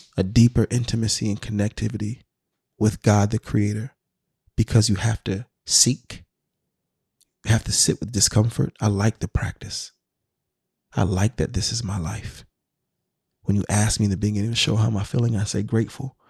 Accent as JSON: {"language": "English", "town": "Sacramento", "region": "California", "country": "United States", "tie": "born or raised there", "also_born_or_lived": "Washington, D.C. / Maryland", "moved": "as an adult", "said": "my time growing up in Sacramento"}